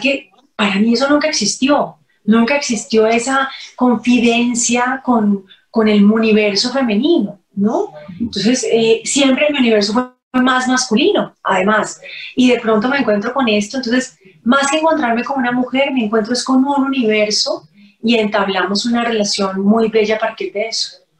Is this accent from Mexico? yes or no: no; Cali, Valle del Cauca, Colombia; en mi tierra, en Cali